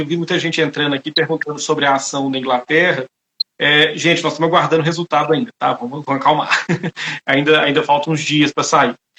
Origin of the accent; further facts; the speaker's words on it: Itabira, Minas Gerais, Brazil; Eu sou de Itabira, eu cresci a menos de um quilômetro de distância de uma mina gigantesca